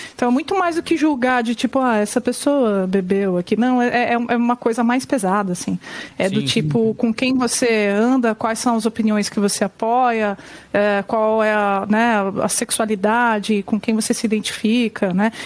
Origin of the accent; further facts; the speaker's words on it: São Bernardo do Campo, São Paulo, Brazil; eu sou do ABC Paulista, né, eu sou de São Bernardo.